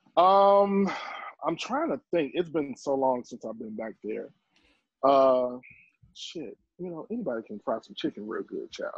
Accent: Chicago, Illinois, United States; Born and raised in Chicago

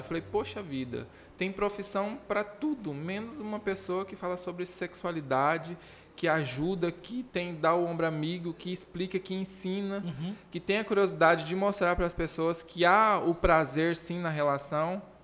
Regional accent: Rondonópolis, Mato Grosso, Brazil; also born or lived in Costa Marques, Rondônia; eu só nasci em Rondônia, eu fui adotado com seis meses de vida

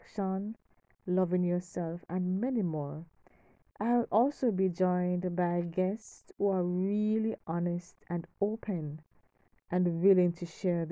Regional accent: Kingston, Jamaica; I'm from Kingston, Jamaica

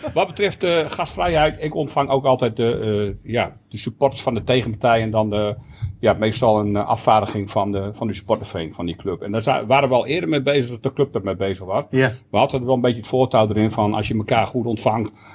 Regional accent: Groningen, Netherlands; een voetbalclub in de buurt waar ik opgegroeid ben, naast het Oosterparkstadion.

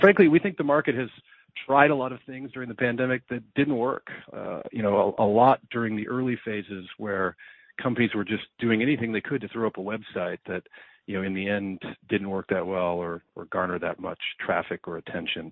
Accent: United States; as an American

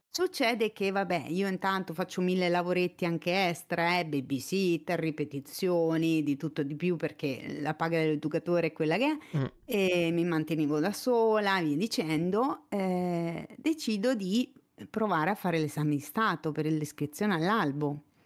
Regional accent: province of Fermo, southern Marche, Italy; moved away as an adult; also born or lived in Urbino; now in Pesaro, Italy; sono cresciuta mh, mm, nelle basse Marche, in provincia di Fermo

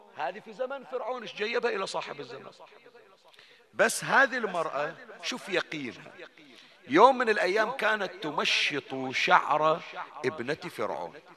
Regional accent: Bani Jamra, Northern Governorate, Bahrain; عندنا احنا في بني جمرة

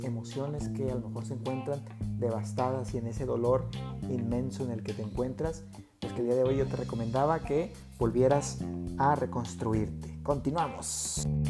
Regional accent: Mexico; como mexicanos, los mexicanos acá somos muy, eh, pues le, llamamos carrilla cuando hacemos bromas de unos y de otros

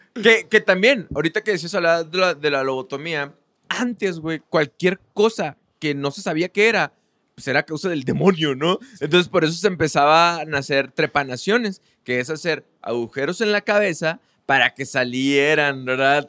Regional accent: Mexico; nosotros en México, estando en, un país ultra religioso

